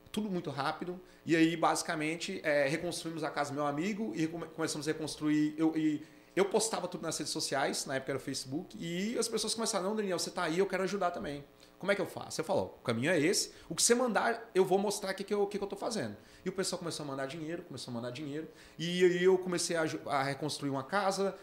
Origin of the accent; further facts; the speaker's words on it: Brasília, Federal District, Brazil; moved away as an adult; also born or lived in Natal; eu sou de Brasília, morei em Natal 10 anos